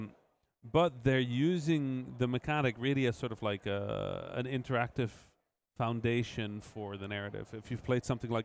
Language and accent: English; Netherlands; I grew up obviously in the Netherlands, being half Egyptian